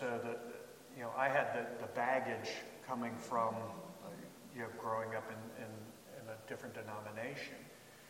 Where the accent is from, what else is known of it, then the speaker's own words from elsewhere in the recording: Baltimore, Maryland, United States; I grew up in the Catholic Church in Baltimore